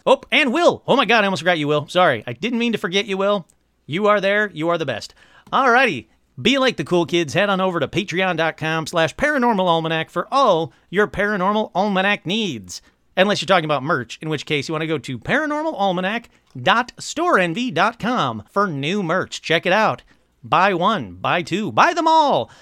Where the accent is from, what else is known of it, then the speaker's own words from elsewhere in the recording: Michigan, United States; I'm from Michigan